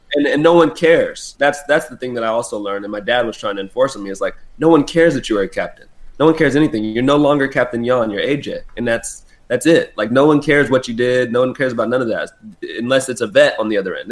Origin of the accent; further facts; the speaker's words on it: San Diego, California, United States; moved away as an adult; also born or lived in Florida; I came all the way from San Diego, California